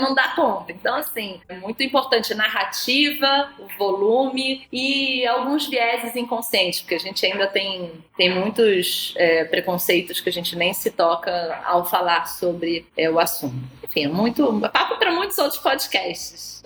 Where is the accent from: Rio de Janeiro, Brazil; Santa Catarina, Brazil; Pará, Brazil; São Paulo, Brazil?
Rio de Janeiro, Brazil; eu sou carioca